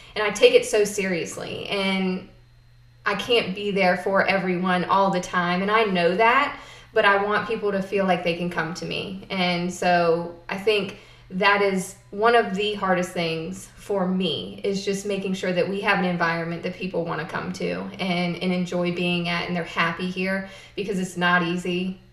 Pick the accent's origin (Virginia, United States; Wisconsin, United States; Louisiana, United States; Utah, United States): Virginia, United States; South Boston; also born or lived in Florida; I was born in Florida and moved to Halifax County when I was seven. So I'm pretty much from here